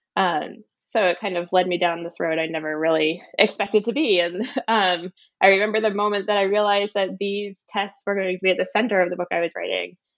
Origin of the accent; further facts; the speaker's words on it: Philadelphia, Pennsylvania, United States; moved away as an adult; also born or lived in Wellesley, Massachusetts; now in Somerville, United States; I was born in Pennsylvania in the Philadelphia area, and I went to a public high school